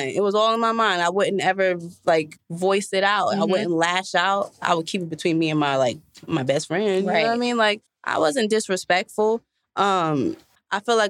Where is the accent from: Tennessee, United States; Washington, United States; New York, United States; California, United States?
New York, United States; I'm from New York.